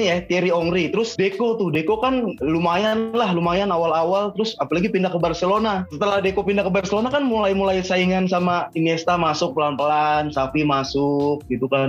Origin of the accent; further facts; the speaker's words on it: Jakarta, Indonesia; oh masuk sama daerah gue Petamburan Tanah Abang kayak gitu oh masuk